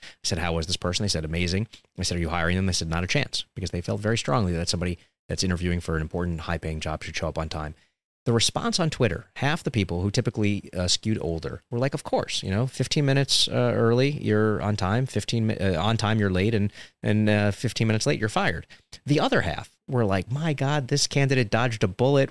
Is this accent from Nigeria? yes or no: no; New York City, New York, United States; when I grew up in Coney Island, Brooklyn